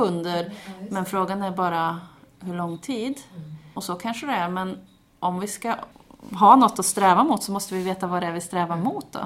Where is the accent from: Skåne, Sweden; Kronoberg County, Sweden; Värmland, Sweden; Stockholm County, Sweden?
Värmland, Sweden; Karlstad; moved away as an adult; also born or lived in Gothenburg; när jag bodde hemma i Karlstad